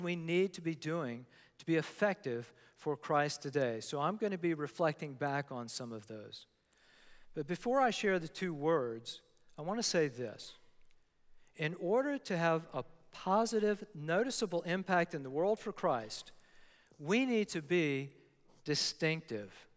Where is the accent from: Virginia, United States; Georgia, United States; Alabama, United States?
Virginia, United States; Newport News; I grew up in Newport News, Virginia